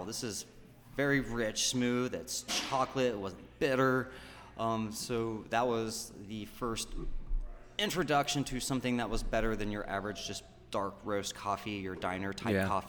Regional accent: Louisiana, United States; moved away; also born or lived in Dallas, Texas; in junior high and high school, growing up in Louisiana, there was a great coffee culture of Chicory

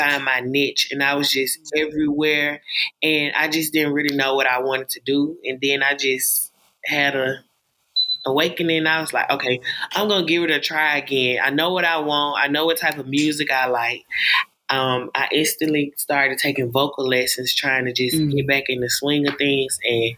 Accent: Alabama, United States; I'm an upcoming artist. I'm from Alabama

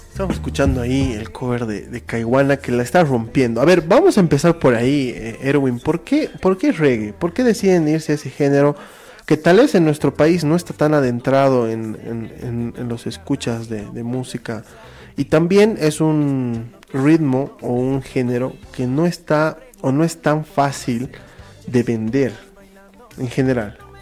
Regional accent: Bolivia; nosotros como bolivianos

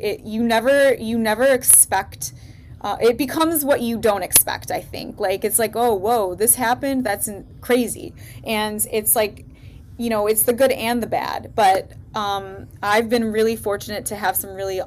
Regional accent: Detroit, Michigan, United States; I am from Detroit

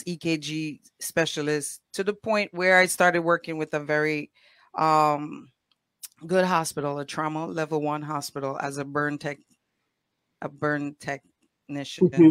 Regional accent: Dominica; also born or lived in Roseau, Dominica; now in New York, United States; born in the city, raised in the countryside with my grandmother

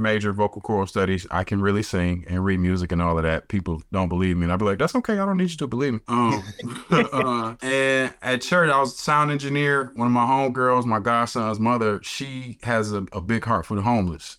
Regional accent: Detroit, Michigan, United States; moved away as an adult; also born or lived in Alabama; I am born and raised in Detroit, Michigan

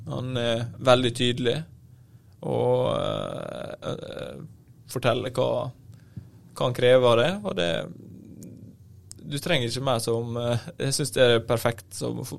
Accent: Ålesund, Møre og Romsdal, Norway; jeg kom jo fra, eh, fra Ålesund

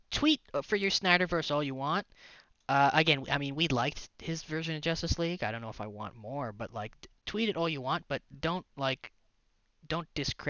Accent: Canada; we're Canadian.

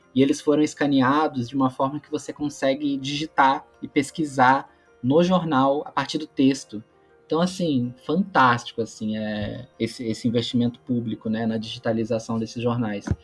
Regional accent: Magé, Rio de Janeiro, Brazil; also born or lived in São Paulo; eu nasci em São Paulo, mas com quatro anos eu me mudei para Magé, que é a cidade dos meus pais

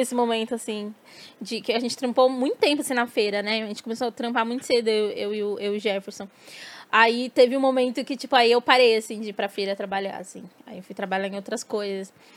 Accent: Ilhéus, Bahia, Brazil; eu sou de Ilhéus, mas minha mãe é, é de Tabuna

